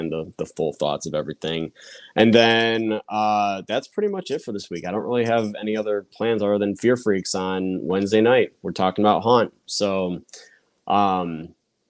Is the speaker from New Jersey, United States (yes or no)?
no; Chicago, Illinois, United States; I'm from Chicago, so you know, I'm from Chicago.